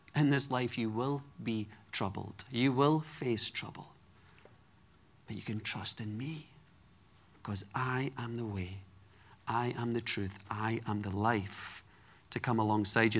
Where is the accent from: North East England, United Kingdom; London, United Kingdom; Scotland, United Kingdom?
Scotland, United Kingdom; Edinburgh; moved away; I grew up in Edinburgh, Scotland, the capital city